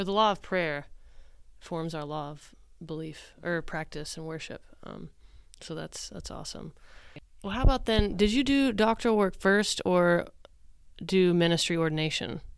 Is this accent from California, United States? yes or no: no; Oklahoma, United States; I grew up in the Methodist Church here in Oklahoma.